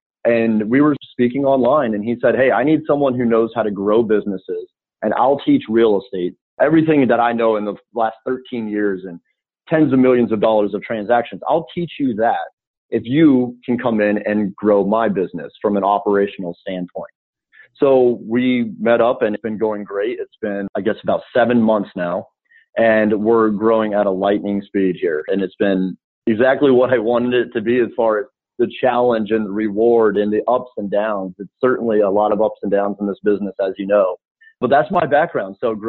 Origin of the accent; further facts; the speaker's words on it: Boulder, Colorado, United States; moved away as an adult; also born or lived in New York City; now in Chicago, United States; I'm originally from Boulder, Colorado, and after graduating college, I moved to New York City to work in finance